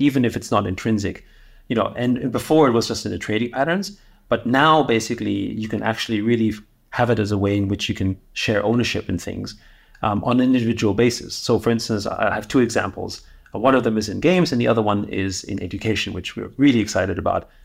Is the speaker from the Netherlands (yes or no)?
no; Austria; moved away; I grew up in Austria, um, in the seventies and eighties